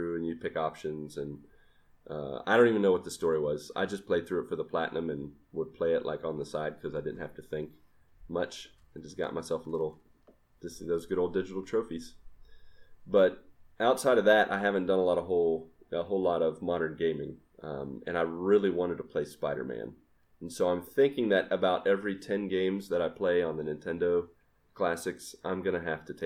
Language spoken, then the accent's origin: English; Grafton, West Virginia, United States; moved away; growing up in Grafton, West Virginia